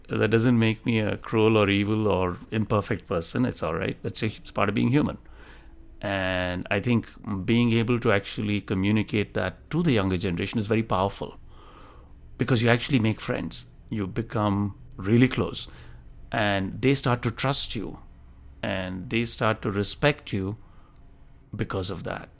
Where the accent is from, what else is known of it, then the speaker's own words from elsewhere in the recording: Delhi, India; moved away as an adult; also born or lived in Tamil Nadu, India / Bombay, India; now in United States; I was born in India, in, uh, the south of India, state of Tamil Nadu, and I moved to Delhi at a pretty young age. I think I was about ten years old, and I went through most of my middle and high school in Delhi.